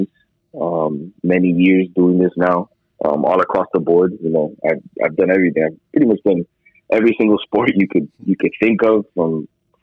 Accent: Miami, Florida, United States; I was born and raised here in Miami

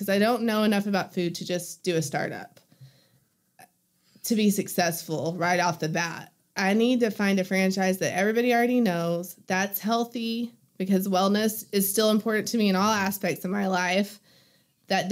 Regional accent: Hobbs, New Mexico, United States; moved away as an adult; now in Greenwood, United States; I grew up in Hobbs

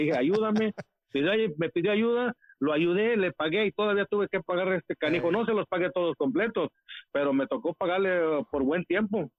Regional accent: Monterrey, Nuevo León, Mexico; moved away; also born or lived in Los Angeles, United States; soy el regio

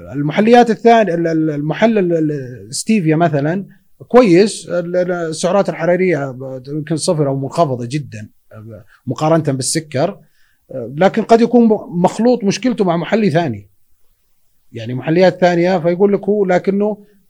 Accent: Saudi Arabia; احنا عندنا بالسعوديه هنا

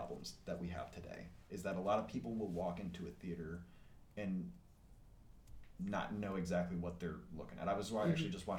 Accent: Allen Park, Michigan, United States; I grew up in Allen Park

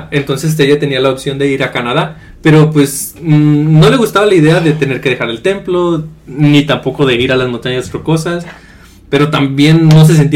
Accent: Mexico; Nosotros pues, somos mexicanos

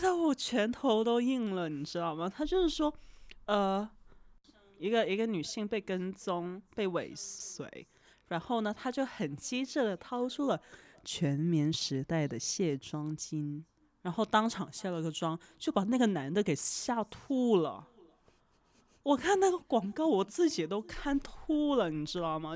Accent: Guangdong, China; 我是广东人嘛嗯。从小看港产片长大

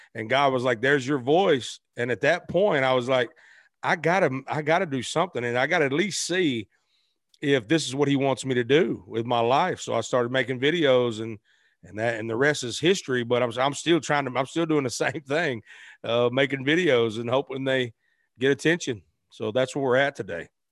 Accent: Arkansas, United States; moved away as an adult; also born or lived in Memphis, Tennessee; I was born in Memphis, raised in Arkansas

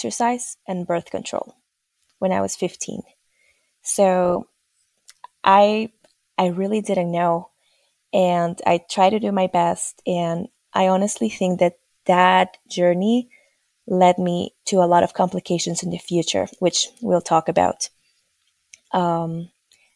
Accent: Peru; moved away as an adult; now in United States; originally born and raised in Peru

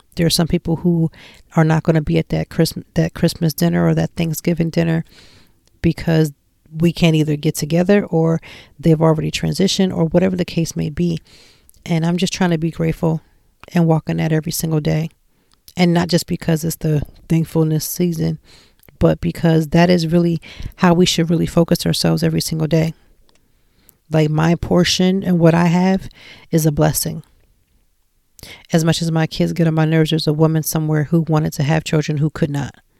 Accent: Lancaster, Pennsylvania, United States; moved away as an adult; now in Philadelphia, United States; I'm not from Philadelphia and I was in Lancaster and, you know, we're a little town and I came in and I'm moving to this big city

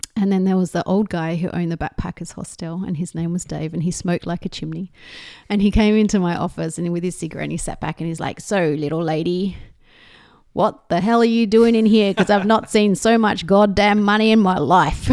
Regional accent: Australia; being Australian, growing up in a lower middle class family

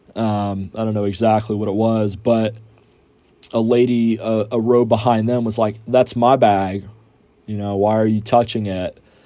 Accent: Houston, Texas, United States; moved away as an adult; now in San Angelo, United States; I am from Houston and I'm a student out here at Angelo State University

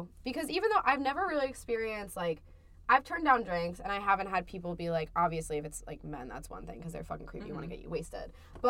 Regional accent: New Jersey, United States; moved away as an adult; now in Amherst, United States; I'm from New Jersey, Mira.

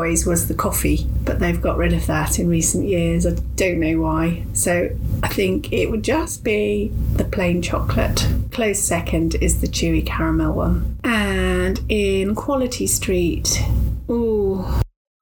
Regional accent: Melton Mowbray, East Midlands, United Kingdom; I was born in Melton Mowbray and my grandparents always had pork

